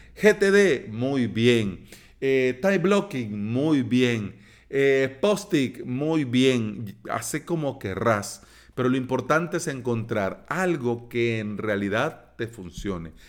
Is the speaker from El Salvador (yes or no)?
yes; El Salvador; aquí en mi país